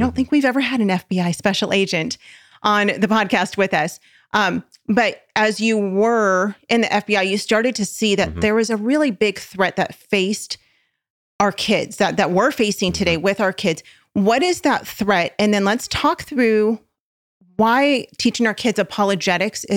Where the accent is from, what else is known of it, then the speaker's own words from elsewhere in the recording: Southern California, United States; I am a SoCal girl through and through. I was born and raised in Southern California